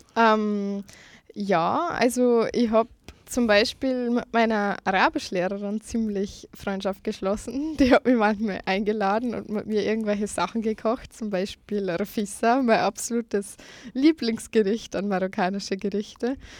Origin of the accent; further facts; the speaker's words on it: Lower Bavaria, Germany; moved away as an adult; now in Vienna, Austria; eigentlich bin ich aus Niederbayern. Ähm, ich bin erst seit Oktober 2015 in Wien